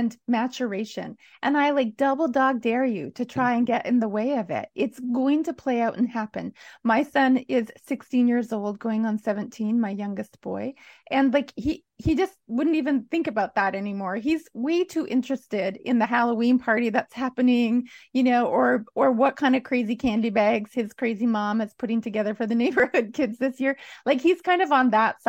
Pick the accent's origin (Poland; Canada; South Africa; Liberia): Canada; Alberta prairies; being a kid growing up on the Alberta prairies